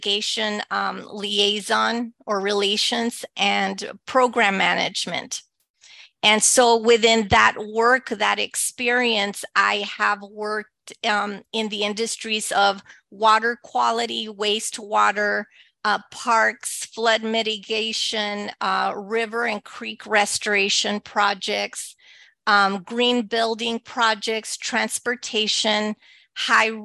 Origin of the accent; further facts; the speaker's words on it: El Paso, Texas, United States; first language Spanish; English is a second language; moved away; I was born and raised in El Paso, Texas, to Mexican immigrant parents. My first language is Spanish.